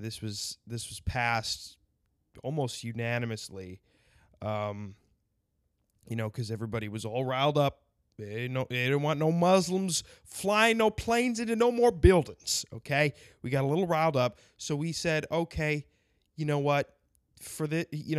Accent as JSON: {"language": "English", "region": "South Dakota", "country": "United States", "tie": "born or raised there", "said": "South Dakota because that's my home state"}